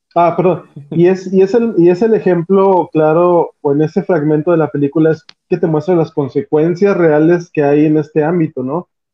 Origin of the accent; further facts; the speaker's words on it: Mexico; nosotros como mexicanos